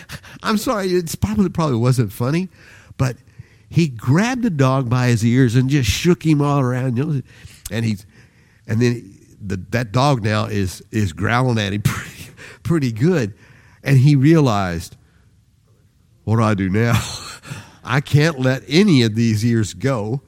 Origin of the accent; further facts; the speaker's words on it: Independence, Missouri, United States; When we grew up in Independence, Missouri, I had two brothers. There were three of us.